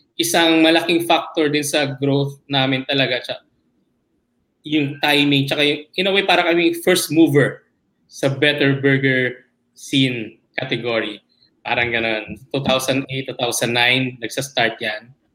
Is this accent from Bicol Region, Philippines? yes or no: no; Manila, Metro Manila, Philippines; I grew up in Malate, Malate area